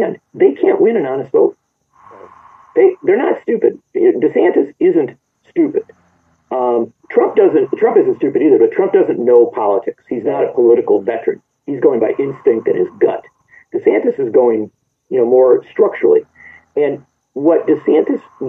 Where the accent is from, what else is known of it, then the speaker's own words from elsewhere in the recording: Wisconsin, United States; I come from Wisconsin